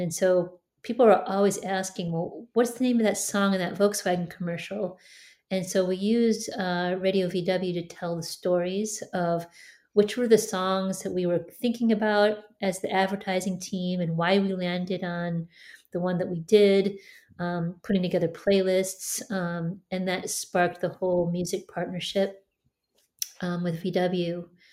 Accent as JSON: {"language": "English", "town": "Detroit", "region": "Michigan", "country": "United States", "tie": "born or raised there", "said": "I grew up in Detroit"}